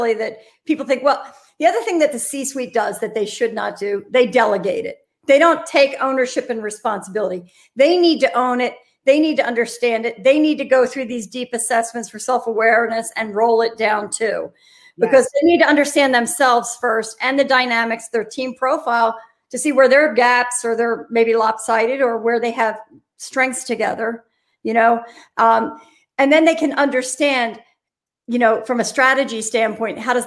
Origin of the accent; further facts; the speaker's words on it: Philadelphia, Pennsylvania, United States; I'm from Philadelphia